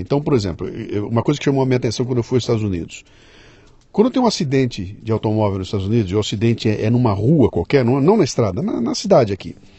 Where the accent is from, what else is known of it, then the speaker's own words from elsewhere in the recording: Brazil; nós que somos brasileiros